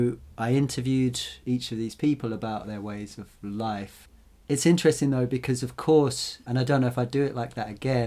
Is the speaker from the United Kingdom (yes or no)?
yes; the Fens, East Anglia, East of England, United Kingdom; I grew up in the Fens, this area of East Anglia